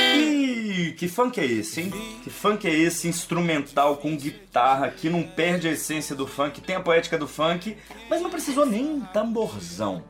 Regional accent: Brazil; como brasileiros

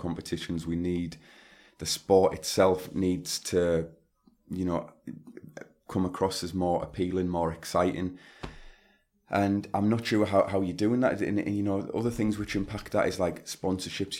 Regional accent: Stockton-on-Tees, North East England, United Kingdom; my hometown of Stockton on Tees in Teesside

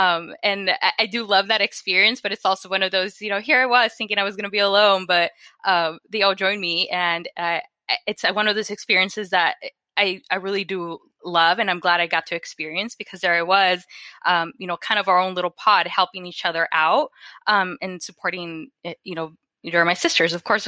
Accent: Phoenix, Arizona, United States; So I grew up in Westside Phoenix, and it's an area known for you know, having a lot of quote unquote illegal dumping of chemicals due to all the different automobile shops that are around.

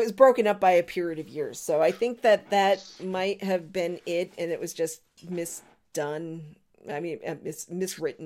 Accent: Marlborough, Massachusetts, United States; moved away; also born or lived in Newport, Rhode Island; They are playing in my hometown.

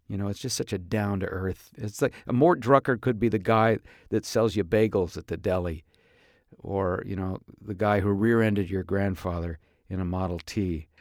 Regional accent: Tarzana, California, United States; my hometown here of Tarzan.

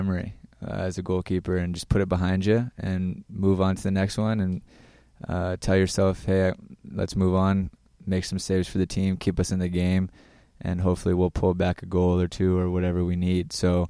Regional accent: Virginia, United States; A lot of talent coming out of Virginia, especially at the current time and my age, in Maryland and definitely the Carolinas at the time. I was a Region 1 kid, so just growing up, I went through the ODP system.

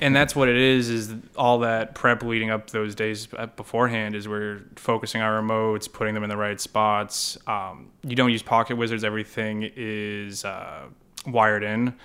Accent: Hollis, New Hampshire, United States; moved away as an adult; also born or lived in Purdue University, Indiana / Boston; I grew up, uh, in Southern New Hampshire in a small, uh, kinda town called Hollis

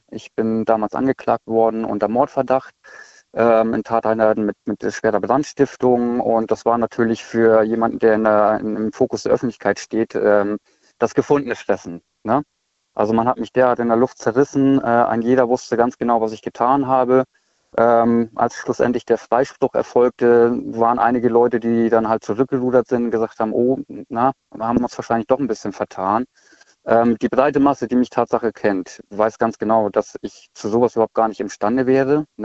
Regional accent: Schleswig-Holstein, Germany; Ich komme eigentlich aus Schleswig-Holstein.

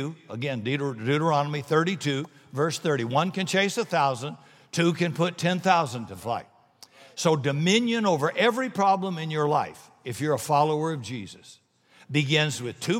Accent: South Carolina, United States; I'm from South Carolina

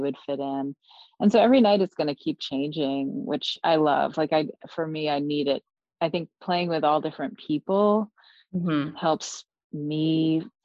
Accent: New York, United States; I play with my hometown crew from New York

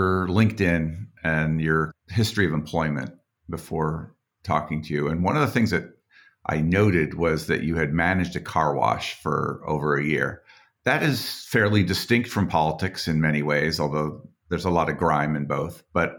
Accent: Boulder, Colorado, United States; My hometown, by the way.

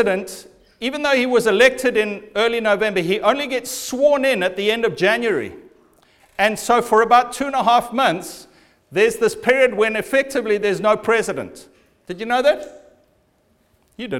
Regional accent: Zimbabwe; I was born in Zimbabwe, and I was born into a civil war

